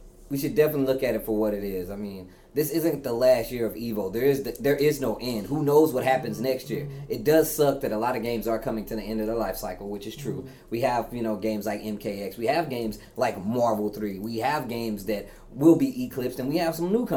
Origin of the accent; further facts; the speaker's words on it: Midwest, United States; accent: Midwest; I can't help the way I say Xavier, man. It's just the Midwest.